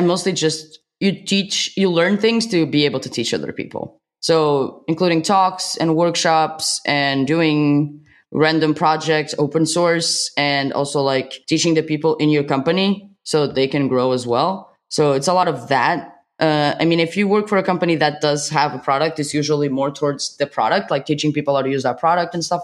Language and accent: English; Portugal; I'm from Portugal.